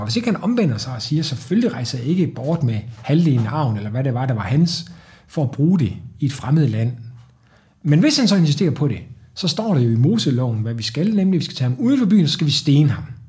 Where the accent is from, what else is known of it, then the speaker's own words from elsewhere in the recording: Trige, Central Denmark Region, Denmark; jeg var spejder som dreng i Trige nord for Aarhus